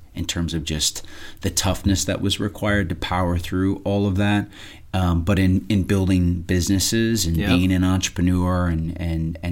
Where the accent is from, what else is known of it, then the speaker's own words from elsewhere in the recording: southern Minnesota, United States; now in Phoenix, United States; I grew up on a fourth-generation farm in southern Minnesota